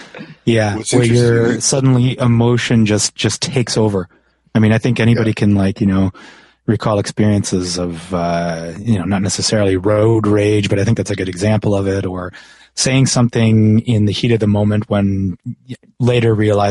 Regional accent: Canada; I'm from Canada and there's no poisonous spiders in Canada.

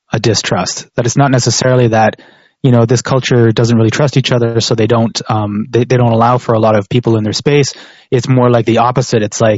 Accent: Canada; Whereas opposed to like someplace like where I grew up in Canada

